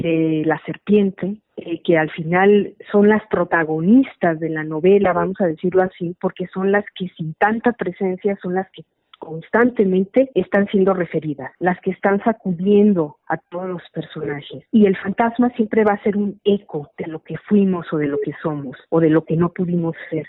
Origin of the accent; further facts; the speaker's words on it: Guadalajara, Jalisco, Mexico; yo nací en Guadalajara, la ciudad que me gusta, en la que vivo, donde trabajo. Yo viví en los años 70 en la colonia moderna